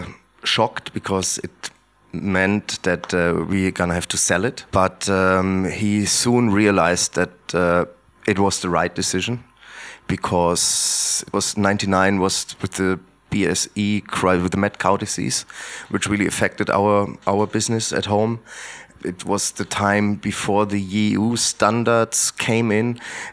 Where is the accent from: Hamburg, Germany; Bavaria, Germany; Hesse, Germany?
Hesse, Germany; Heringen; English is a second language; I'm coming from Heringen, which is a very small village, 180 kilometers north of Frankfurt. And it was very close to the former German border, just 300 meters away, basically. So it was a really, really remote area.